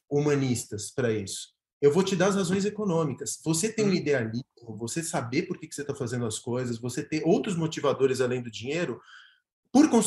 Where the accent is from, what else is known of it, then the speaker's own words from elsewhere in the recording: Argentina; Portuguese is a second language; now in São Paulo, Brazil; É, eu sou argentino, mas cidadão paulistano.